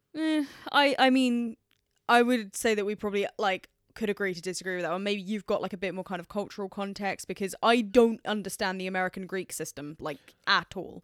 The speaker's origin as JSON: {"language": "English", "region": "England", "country": "United Kingdom", "said": "as an English person"}